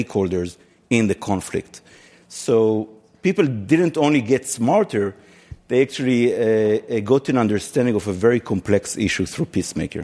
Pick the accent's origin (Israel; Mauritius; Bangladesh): Israel; moved away as an adult; now in United States; I came from Israel 12 years ago, and I lived in the United States since then